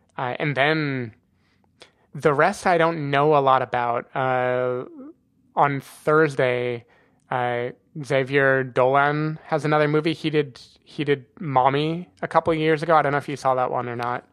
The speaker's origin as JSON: {"language": "English", "country": "United States", "moved": "yes", "said": "I'm American"}